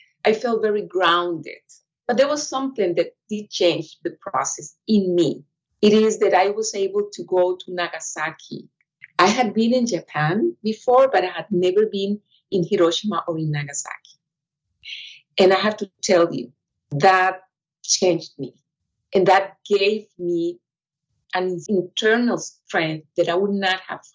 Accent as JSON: {"language": "English", "country": "Costa Rica", "said": "I am a diplomat from Costa Rica"}